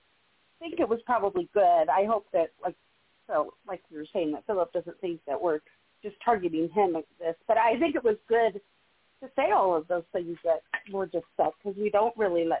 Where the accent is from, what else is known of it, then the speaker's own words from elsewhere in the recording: Colorado, United States; being from Colorado